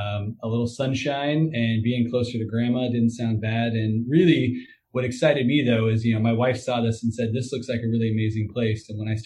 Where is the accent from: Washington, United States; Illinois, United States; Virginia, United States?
Washington, United States; Everett; moved away as an adult; now in Clayton, United States; I was born and raised in the Seattle area, just north in Snohomish County and Everett, Washington.